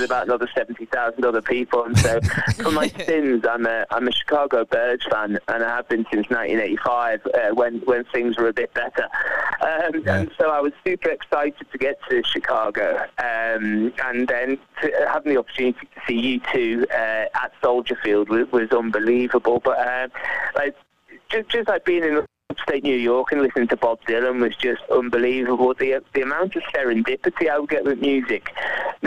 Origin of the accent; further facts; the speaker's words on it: Liverpool, North West England, United Kingdom; I'm from Liverpool